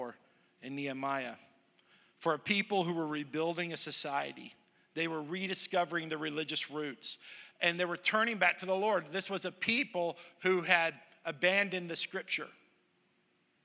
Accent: Southern United States, United States; also born or lived in Texas / Tennessee; I'm a Southerner, I'm a Texan and a Tennessean

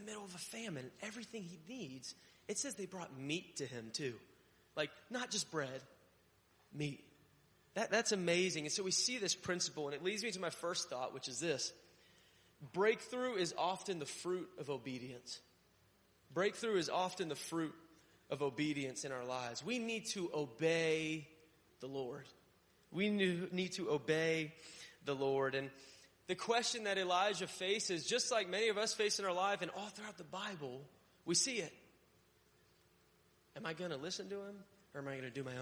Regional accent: Connecticut, United States; moved away; also born or lived in Florida; I grew up in Connecticut

